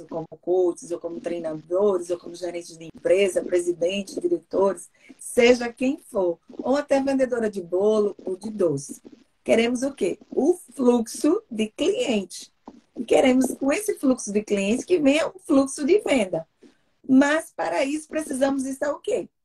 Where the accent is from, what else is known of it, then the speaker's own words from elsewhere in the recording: Recife, Pernambuco, Brazil; now in Seattle, United States; eu sou de Recife, de Pernambuco